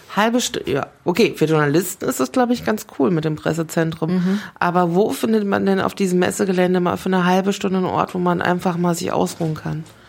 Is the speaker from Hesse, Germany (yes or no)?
yes; Frankfurt, Hesse, Germany; für mich als Frankfurterin